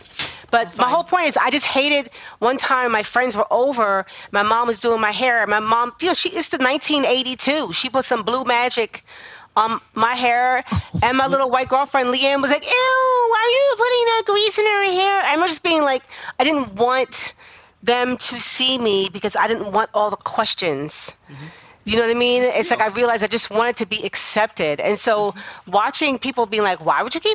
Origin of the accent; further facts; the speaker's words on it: New Jersey, United States; when I was growing up in South Jersey